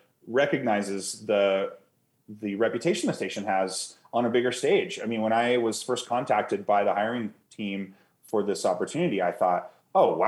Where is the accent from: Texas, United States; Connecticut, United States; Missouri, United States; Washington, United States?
Washington, United States; Seattle; now in Montrose, United States; I grew up in Seattle